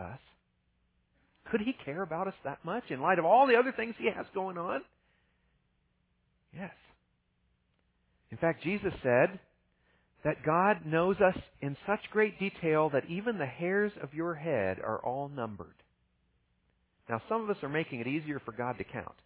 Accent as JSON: {"language": "English", "region": "Ohio", "country": "United States", "tie": "born or raised there", "said": "I grew up in Ohio"}